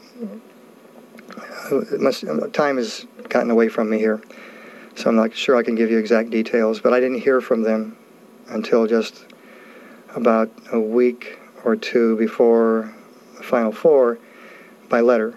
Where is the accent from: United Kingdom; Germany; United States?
United States; California; moved away; I grew up in California